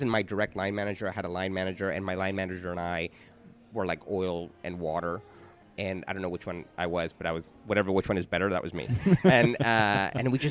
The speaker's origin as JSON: {"language": "English", "town": "Miami", "region": "Florida", "country": "United States", "also_born_or_lived": "New York City", "moved": "as an adult", "lives_now": "London, United Kingdom", "said": "We're both originally from Miami"}